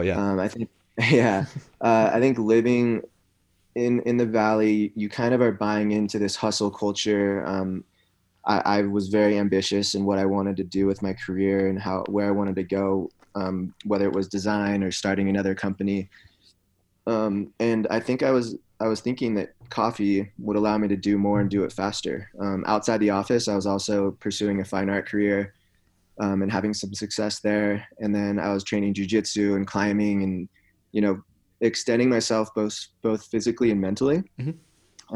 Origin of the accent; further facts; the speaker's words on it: Santa Cruz, California, United States; I grew up in a town in California called Santa Cruz